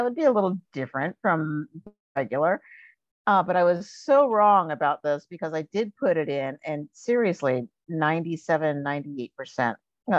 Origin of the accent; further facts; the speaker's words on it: Virginia, United States; born there; now in Minnesota, United States; But I'm actually a child of the South. I was born in Virginia, and we moved around an awful lot when I was growing up.